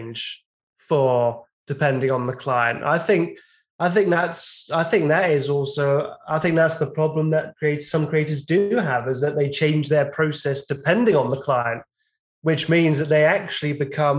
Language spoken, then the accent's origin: English; England, United Kingdom; I'm actually English